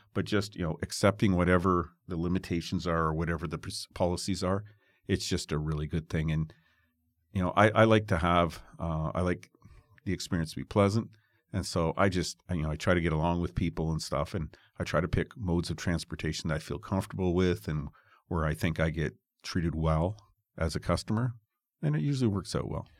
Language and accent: English; Toronto, Ontario, Canada; I'm from Toronto